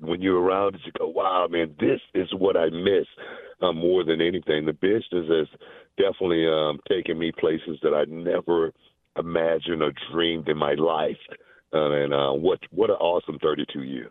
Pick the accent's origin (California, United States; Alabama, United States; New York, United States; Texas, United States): Texas, United States; Houston; also born or lived in Louisiana; I grew up in Houston